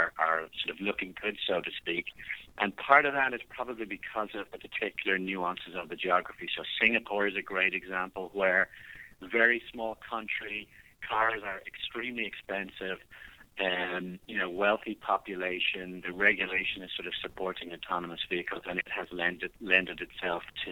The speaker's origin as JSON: {"language": "English", "country": "Ireland", "moved": "as an adult", "lives_now": "United States", "said": "I don't know if you can still hear the accent, but I'm from Ireland originally"}